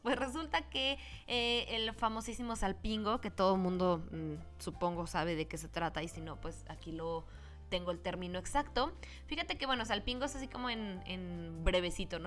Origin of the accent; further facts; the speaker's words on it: Mexico; como los mexicanos somos